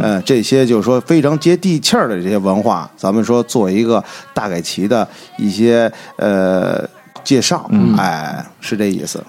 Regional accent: Beijing, China; 因为就是说自小就是土生土长的老北京嗯。老西城人

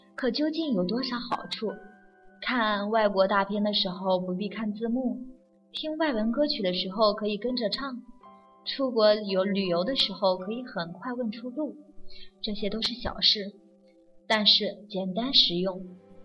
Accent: China; 我们中国人吃礼的传统都是有父母教导的

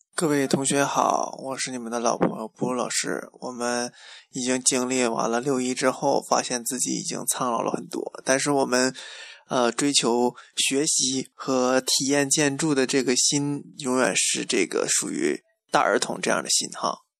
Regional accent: Changchun, Jilin, China; moved away; 我的家乡在长春，我总觉得我随时随地就可以去那个长野的世纪城，结果到现在我也没去过

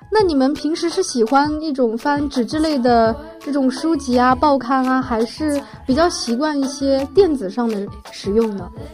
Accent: China; 在我们中国人的习惯当中，好像丢在路边的东西，可能有的时候是不怎么会想去把它拾起来之类的

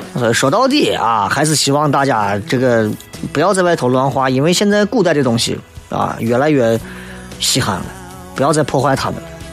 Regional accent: China; 作为中国人来讲

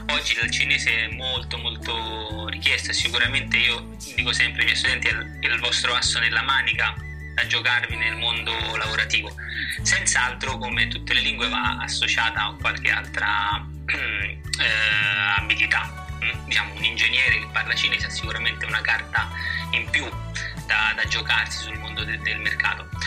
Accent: Rome, Lazio, Italy; moved away; Beh, Roma mi manca molto, devo dire, è una città

